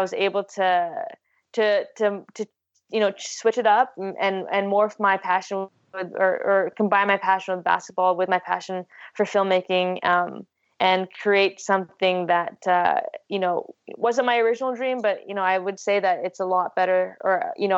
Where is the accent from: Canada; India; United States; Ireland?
Canada; I'm a Filipina, Canadian, female, Asian, athlete and filmmaker